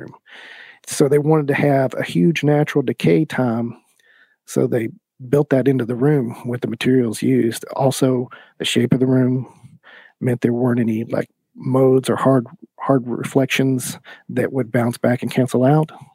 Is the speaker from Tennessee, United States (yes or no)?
yes; East Tennessee, United States; I started out getting a music degree at ETSU because I'm from East Tennessee